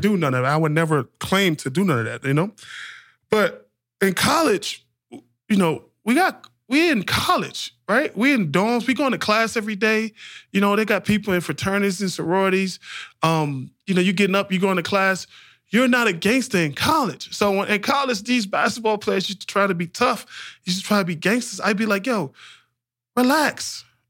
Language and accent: English; New Orleans, Louisiana, United States; growing up in the projects, growing up in New Orleans in, in the nineties